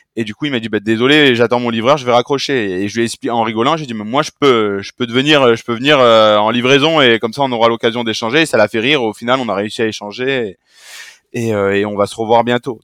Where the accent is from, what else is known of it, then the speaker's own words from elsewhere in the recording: Marseille, Provence-Alpes-Côte d'Azur, France; je suis Marseillais